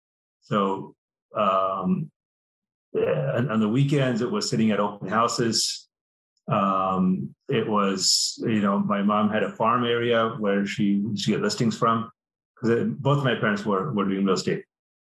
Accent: India; moved away; We immigrated from India.

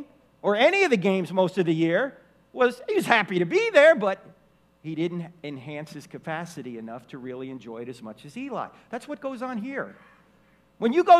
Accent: New Jersey, United States; I grew up in New Jersey.

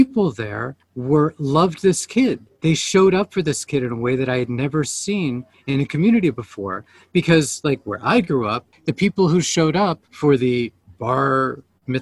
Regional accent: Virginia, United States; moved away as an adult; I grew up in Virginia

